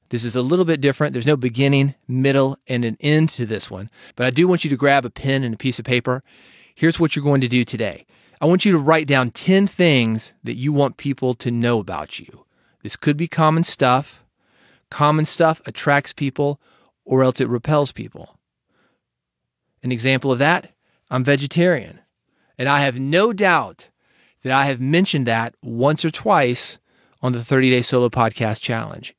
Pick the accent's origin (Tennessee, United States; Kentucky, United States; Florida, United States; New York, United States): Tennessee, United States; Nashville; being from Nashville